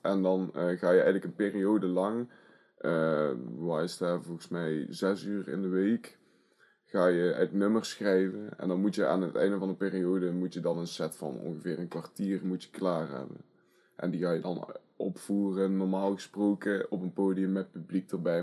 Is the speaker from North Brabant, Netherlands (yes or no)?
yes; Asten, North Brabant, Netherlands; Ik ben drieëntwintig jaar oud en ik kom uit Asten.